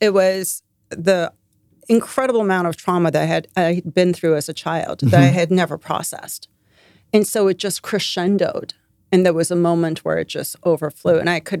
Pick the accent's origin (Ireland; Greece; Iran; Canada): Iran; also born or lived in London; now in United States; I was born in Iran. I lived in Iran for a bunch of years. Then we moved to London. I lived in London. And then we moved to the States.